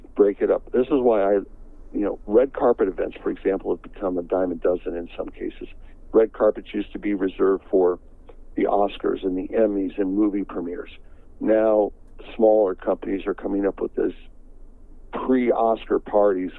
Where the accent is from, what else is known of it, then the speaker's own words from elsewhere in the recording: Northeast Ohio, United States; moved away; also born or lived in Chicago; I grew up in Northeast Ohio